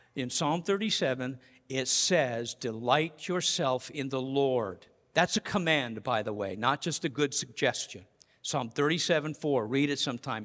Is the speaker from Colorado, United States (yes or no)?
yes; Colorado, United States; now in Massachusetts, United States; I'm from Colorado